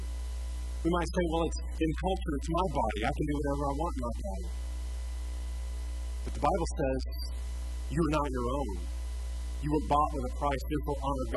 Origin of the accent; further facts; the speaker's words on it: United States; We're still American